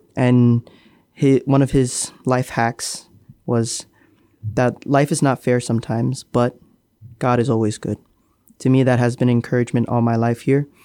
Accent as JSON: {"language": "English", "country": "Marshall Islands", "moved": "yes", "lives_now": "Guam", "said": "I'm from the Marshall Islands."}